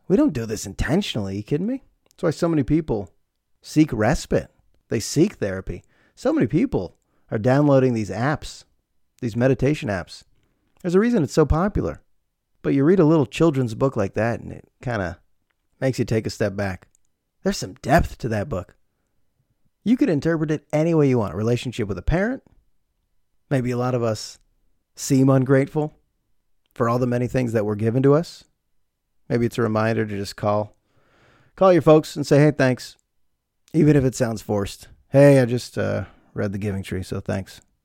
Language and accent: English; United States